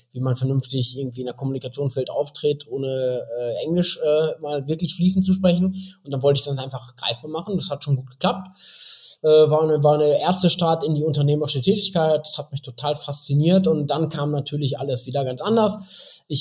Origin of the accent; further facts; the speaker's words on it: Bielefeld, North Rhine-Westphalia, Germany; moved away as an adult; Also, also ich bin gebürtiger Bielefelder, bin wie so viele, die aus so einer 350.000 Einwohnerstadt kommen, habe ich natürlich gedacht, so na, äh, nach dem Abi, so, du musst hier raus, du musst die Welt sehen